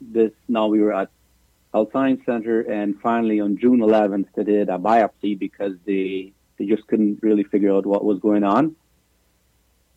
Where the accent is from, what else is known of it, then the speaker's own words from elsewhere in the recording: Paraguay; moved away as an adult; now in Canada; We're both from Paraguay.